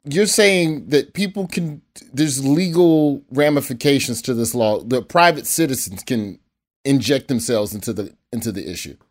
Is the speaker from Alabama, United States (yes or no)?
yes; Birmingham, Alabama, United States; I'm from Birmingham